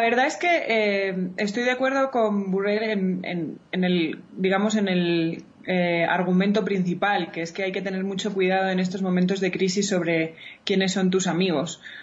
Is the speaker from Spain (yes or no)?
yes; Spain; como la española, que nos encanta estar en la calle